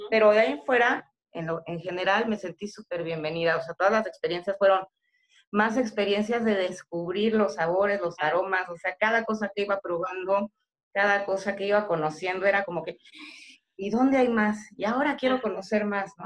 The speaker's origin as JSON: {"language": "Spanish", "region": "State of Mexico", "country": "Mexico", "tie": "born or raised there", "moved": "as an adult", "lives_now": "Yucatán, Mexico", "said": "yo soy originaria del Estado de México"}